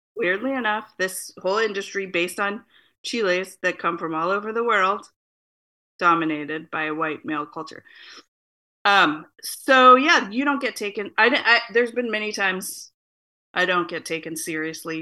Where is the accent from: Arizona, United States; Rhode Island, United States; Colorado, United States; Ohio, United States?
Arizona, United States; Phoenix; now in Portland, United States; I am a Chicana living in Portland, Oregon, uh, born and raised in Phoenix, Arizona.